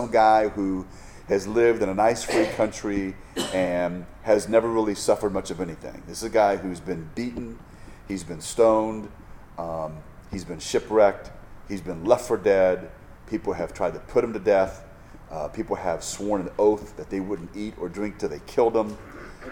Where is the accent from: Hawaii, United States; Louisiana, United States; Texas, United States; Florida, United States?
Hawaii, United States; I'm from Hawaii